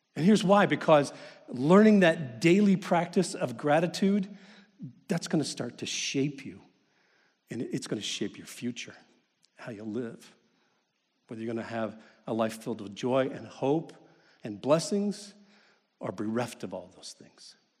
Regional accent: Kentucky, United States; I grew up in Kentucky

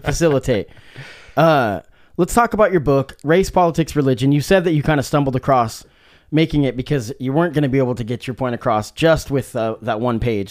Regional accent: Salem, Oregon, United States; I was growing up in Salem, Oregon

